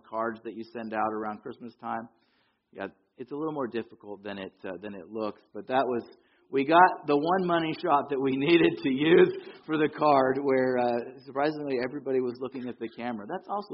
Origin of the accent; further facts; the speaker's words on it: Yorba Linda, California, United States; also born or lived in Fullerton / Anaheim; I grew up here in Southern California, not too far from here, about 35 miles. Grew up, I was born in Fullerton. We lived in a house till I was 8 in Anaheim. And when I was 8, we made the long trek up the hill to Yorba Linda